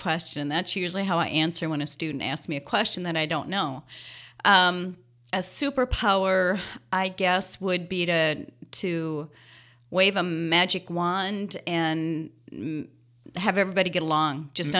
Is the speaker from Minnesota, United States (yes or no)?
yes; Henderson, Minnesota, United States; I grew up in Henderson, Minnesota, population 730.